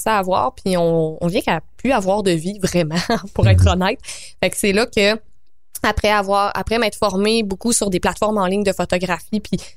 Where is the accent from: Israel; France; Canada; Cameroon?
Canada; Quebec; ma Beauce natale. Je viens de la Beauce, donc salut à tous les bons